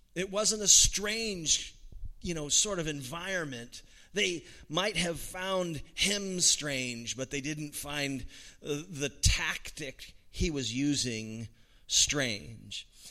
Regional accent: United States; as an American

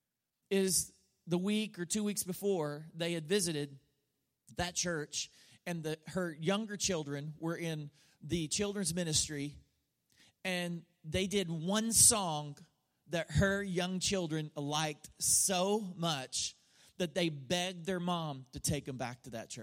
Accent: United States; as an American

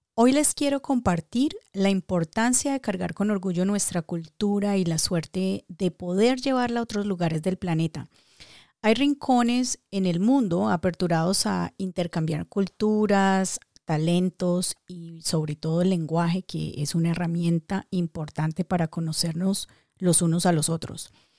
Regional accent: Dagua, Valle del Cauca, Colombia; mi pueblo hermoso, ese pueblo que adoptó mi niñez, que se aprovechó de mis travesuras, que extendió sus horas para completar mis caprichos, ese pueblo que no fue mi cuna, pero sí mi almohada donde canalicé los mejores sueños. Esto es para ti, mi Dagua

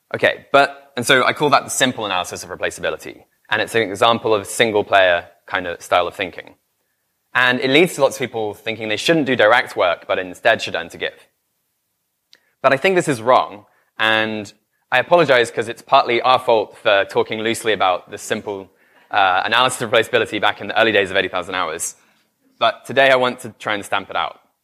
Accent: United Kingdom; I'm British

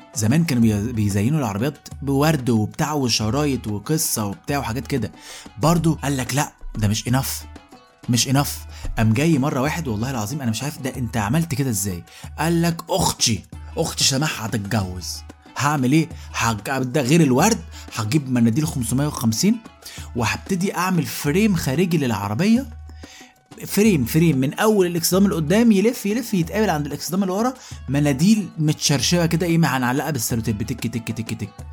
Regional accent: Egypt; احنا كمصريين

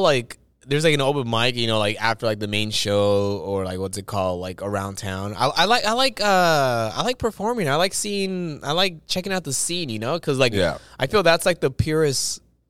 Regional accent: Los Angeles, California, United States; I was born in East L.A.

